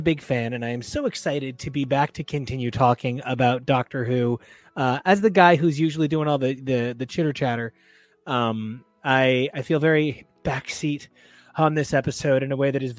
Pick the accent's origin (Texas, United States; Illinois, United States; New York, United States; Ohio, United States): New York, United States; I'm from New York.